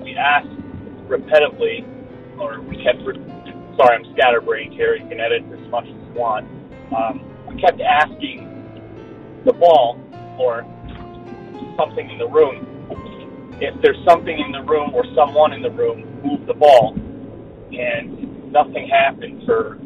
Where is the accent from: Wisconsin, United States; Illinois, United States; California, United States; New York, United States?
New York, United States; I'm from New York State